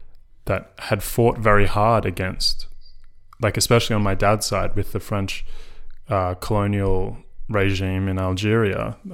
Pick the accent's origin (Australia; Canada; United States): Australia; Carlton North, Victoria; because I grew up in like in Carlton North, which is like mostly white middle class, and then like some remnants of like Southern European migrants.